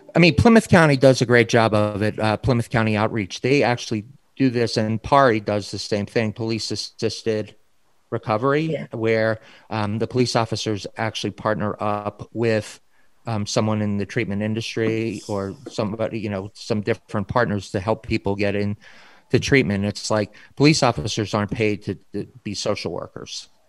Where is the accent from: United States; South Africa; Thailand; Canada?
United States; Baltimore, Maryland; In my hometown of Baltimore, Maryland, where I grew up